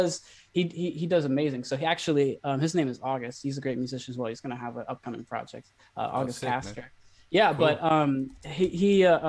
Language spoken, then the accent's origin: English; Ukiah, California, United States; moved away as an adult; now in Los Angeles, United States; I started teaching music back in my hometown about 5 years ago